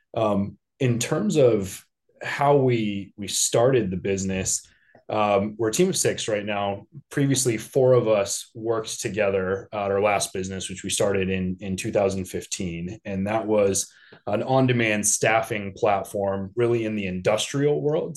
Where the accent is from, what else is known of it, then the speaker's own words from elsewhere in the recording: Denver, Colorado, United States; now in Chicago, United States; I was born and raised in Denver.